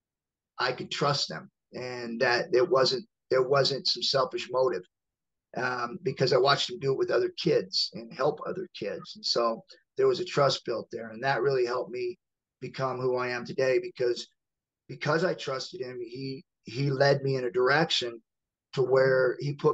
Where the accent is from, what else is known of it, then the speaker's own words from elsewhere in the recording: Georgia, United States; I was born in Georgia.